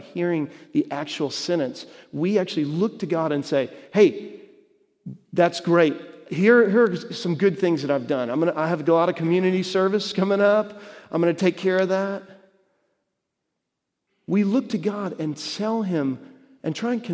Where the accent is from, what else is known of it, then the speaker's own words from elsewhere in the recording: Texas, United States; moved away; I was growing up in Texas